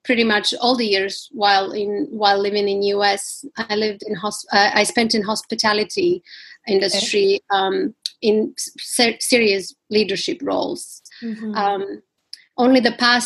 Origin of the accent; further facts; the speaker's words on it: Slovakia; moved away as an adult; also born or lived in Washington, D.C., United States / New York, United States; now in London, United Kingdom; I grew up in Slovakia. Most of my childhood I spent there during the communism